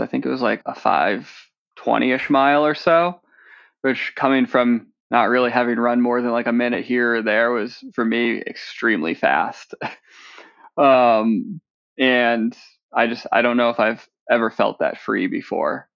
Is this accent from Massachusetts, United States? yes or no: yes; just outside of Boston, Massachusetts, United States; I grew up just outside of Boston